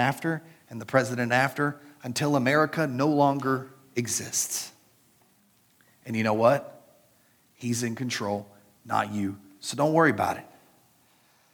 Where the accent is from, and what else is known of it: United States